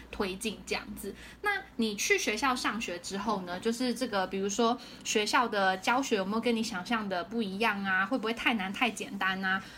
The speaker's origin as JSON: {"language": "Chinese", "country": "Taiwan", "moved": "as an adult", "lives_now": "San Francisco, United States", "said": "身为一个台湾人，我们是没有机会可以看到那么多游民的"}